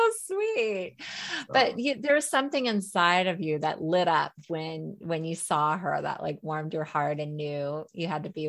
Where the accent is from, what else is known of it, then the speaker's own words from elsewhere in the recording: Alaska, United States; also born or lived in Eugene, Oregon; I grew up in Alaska